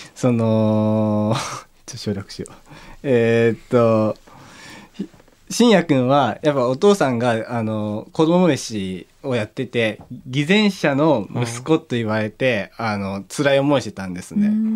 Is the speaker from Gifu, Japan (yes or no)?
yes; Takayama, Gifu, Japan; now in Tokyo, Japan; 高山だ地元